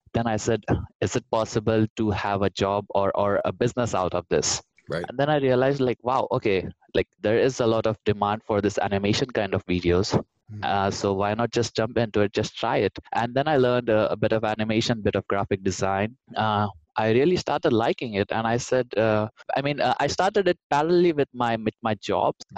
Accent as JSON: {"language": "English", "country": "India", "moved": "as an adult", "lives_now": "Germany", "said": "am originally from India and I came to Germany around seven years ago."}